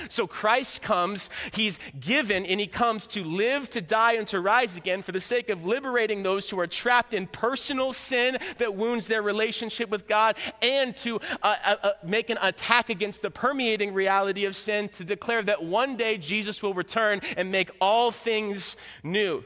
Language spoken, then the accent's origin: English; Florida, United States; moved away as an adult; now in Midwest, United States; I'm from Florida